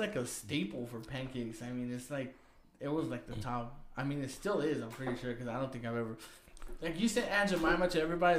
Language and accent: English; Mexico; those are the movies that I grew up as in Mexican.